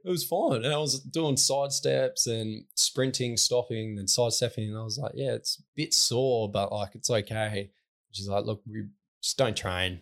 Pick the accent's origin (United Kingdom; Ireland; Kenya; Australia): Australia; Newdegate, Western Australia; I grew up in Newtygate, which is forty-five minutes from Lake Grace